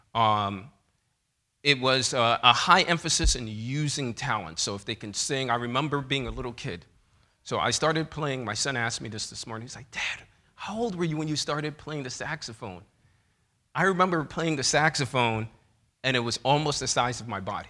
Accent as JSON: {"language": "English", "town": "New York City", "region": "New York", "country": "United States", "tie": "born or raised there", "said": "growing up in Bethel Seventh-day Adventist Church in New York City"}